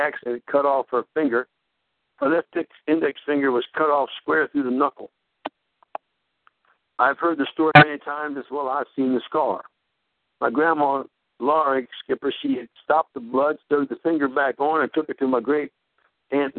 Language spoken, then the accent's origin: English; Glendale, Maryland, United States; I was born in the Pentecostal movement in a farmhouse in Glendale, Maryland